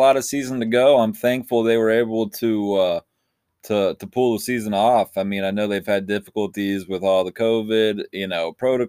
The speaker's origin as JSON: {"language": "English", "town": "Charleston", "region": "West Virginia", "country": "United States", "said": "I was from Charleston"}